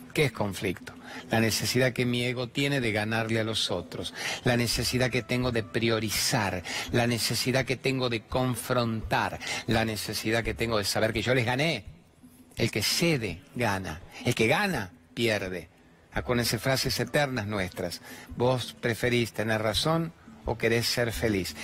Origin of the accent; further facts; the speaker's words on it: Venezuela; now in Argentina; soy venezolana